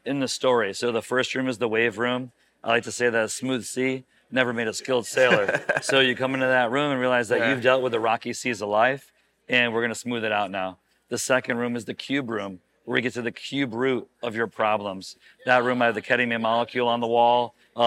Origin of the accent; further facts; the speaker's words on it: Connecticut, United States; moved away as an adult; also born or lived in Florida / Arizona / Michigan; now in Scottsdale, United States; I'm from Connecticut